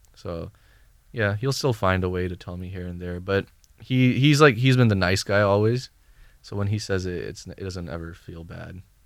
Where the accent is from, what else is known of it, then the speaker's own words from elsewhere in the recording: Bay Area, California, United States; also born or lived in Thailand; now in Los Angeles, United States; I'm from the Bay Area